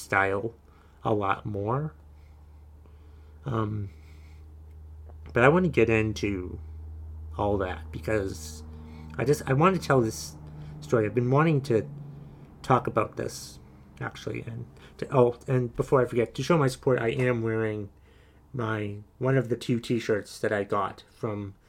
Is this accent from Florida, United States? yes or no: yes; Davie, Florida, United States; also born or lived in Titusville, Florida; back in the early 90s, mid-90s, 1992, my folks and my sister and I, we moved from Titusville, Florida to South Florida, Davie, Florida